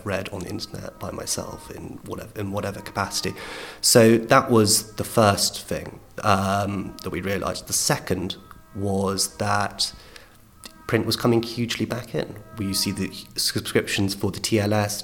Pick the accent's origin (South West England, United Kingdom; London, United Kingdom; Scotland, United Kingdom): London, United Kingdom; growing up in London, I was born in 1988.